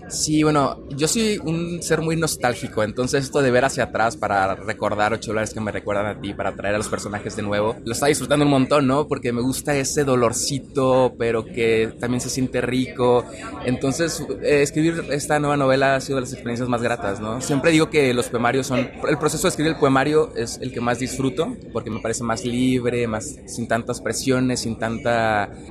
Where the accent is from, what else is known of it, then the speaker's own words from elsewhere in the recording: Monterrey, Nuevo León, Mexico; yo soy regio